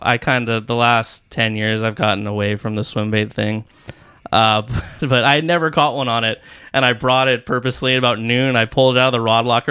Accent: Rancho Santa Margarita, California, United States; I grew up in Rancho Santa Margarita

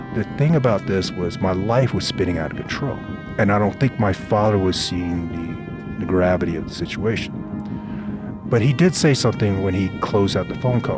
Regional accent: Fayetteville, North Carolina, United States; also born or lived in Vietnam; when I left Vietnam and I, and I came over to the United States, I was raised in Fayetteville, North Carolina

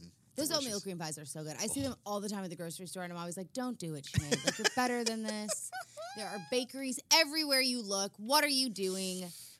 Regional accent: South Africa; now in Los Angeles, United States; I'm from South Africa.

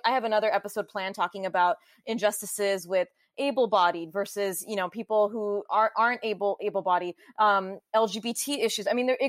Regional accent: Southern California, United States; I grew up in Southern California in a very diverse high school, very diverse elementary school, where every month we had a cultural diversity day.

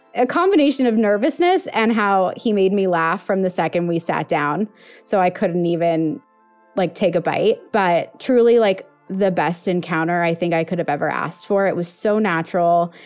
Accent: Los Angeles, California, United States; I'm 28 years old from West Hills, California.

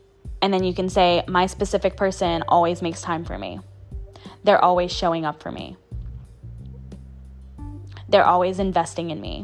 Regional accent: New Orleans, Louisiana, United States; I'm from New Orleans

